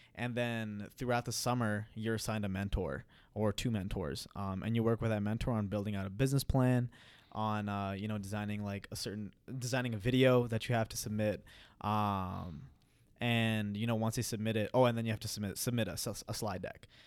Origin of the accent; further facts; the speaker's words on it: Fargo, North Dakota, United States; moved away as an adult; also born or lived in Queens, New York / Punjab, India; now in Minneapolis, United States; I was born and raised in Queens, New York. I lived there for eight years. And then eventually my parents moved, my parents moved to, um, Fargo, North Dakota